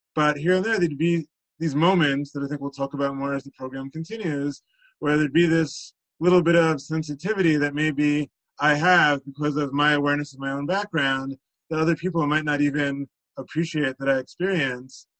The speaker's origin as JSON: {"language": "English", "town": "Teaneck", "region": "New Jersey", "country": "United States", "tie": "born or raised there", "said": "I grew up in Teaneck, where I still live today"}